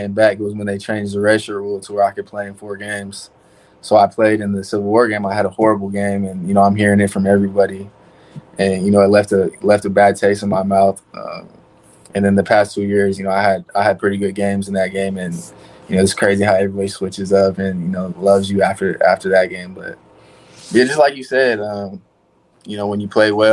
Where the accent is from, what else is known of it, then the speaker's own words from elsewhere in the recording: Oregon, United States; I'm from Oregon